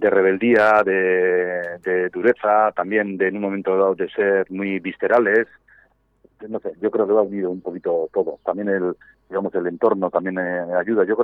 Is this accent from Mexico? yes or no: no; Gipuzkoa, Basque Country, Spain; un pueblo pequeñito que se llama Festoa, bañado por el río Urola, y nada, nosotros somos de las tribus